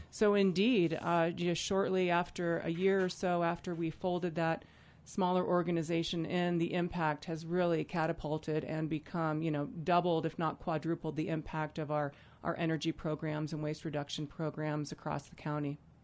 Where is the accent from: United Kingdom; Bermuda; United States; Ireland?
United States; Vail, Colorado; a kid growing up in Vail